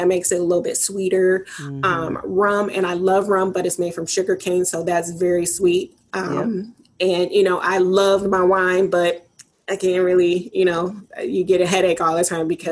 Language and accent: English; Detroit, Michigan, United States; born and raised in Detroit